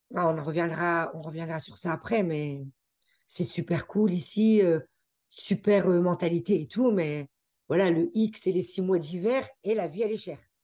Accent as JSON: {"language": "French", "country": "France", "tie": "born or raised there", "also_born_or_lived": "Geneva, Switzerland", "accent": "French", "moved": "as an adult", "lives_now": "Canada", "said": "nous-mêmes nous sommes français, on est né en France"}